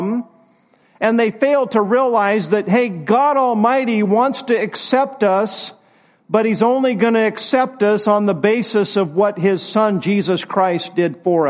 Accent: United States; I'm glad to be an American, but it's not my first allegiance.

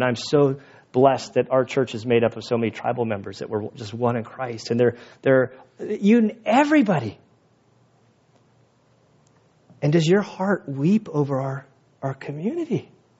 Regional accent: La Mesa, California, United States; also born or lived in Valley Center, California; I grew up in San Diego

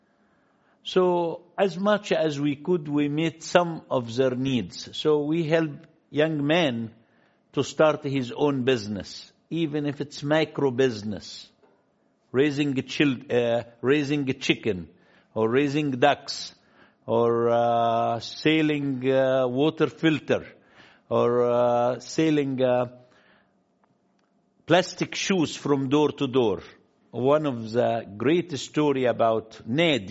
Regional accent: Luxor, Luxor Governorate, Egypt; I am from Luxor, which is lower Egypt here, from a little tiny village called West Bank, not in Israel, West Bank in Luxor

